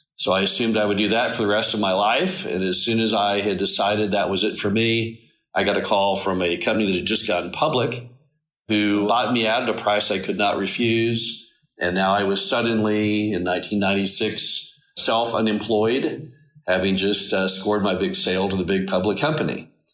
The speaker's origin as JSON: {"language": "English", "town": "Dallas", "region": "Texas", "country": "United States", "tie": "born or raised there", "moved": "yes", "said": "I grew up in Dallas, went to Stanford University"}